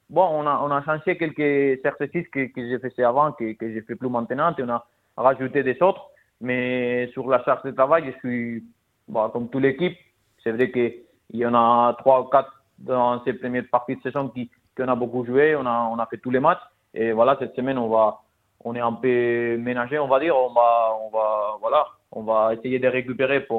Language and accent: French; Spain; French is a second language; Bah non, mais quand on est espagnol, c'est bah